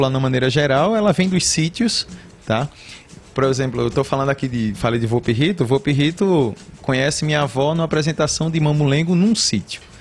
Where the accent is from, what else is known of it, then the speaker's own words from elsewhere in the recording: Cedro, Pernambuco, Brazil; also born or lived in Matriz / Livramento / Jaboatão / Recife; Ainda que eu tenha morado na Matriz e no Livramento, hum. porque quando saímos do Cedro, eu fui morar na Matriz, depois fui morar no Livramento, depois é que fomos para Jaboatão, Recife